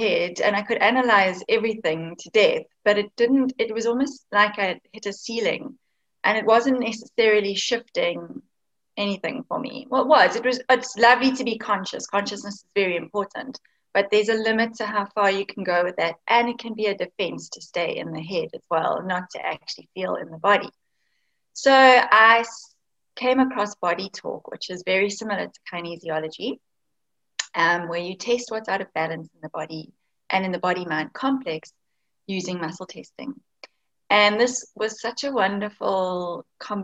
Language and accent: English; Cape Town, Western Cape, South Africa; I'm actually from Cape Town in South Africa